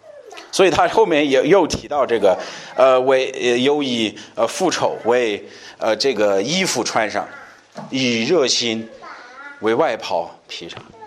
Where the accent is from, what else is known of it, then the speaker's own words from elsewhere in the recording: China; 你看，哎，我们中国人我们就这样啊